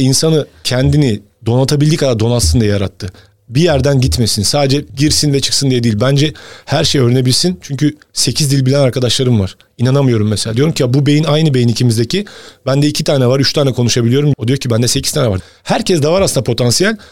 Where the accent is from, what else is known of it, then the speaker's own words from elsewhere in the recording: Bursa, Turkey; ben Bursa'da doğdum